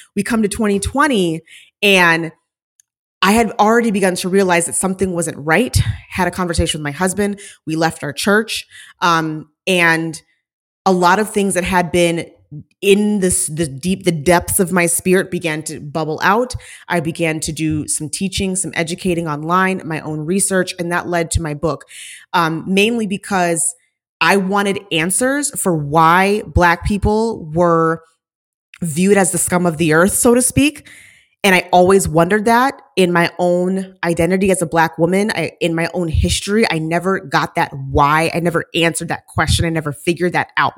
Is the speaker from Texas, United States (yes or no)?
no; Saint Paul, Minnesota, United States; moved away; also born or lived in Washington, D.C.; I grew up in the Minneapolis, Saint Paul surrounding area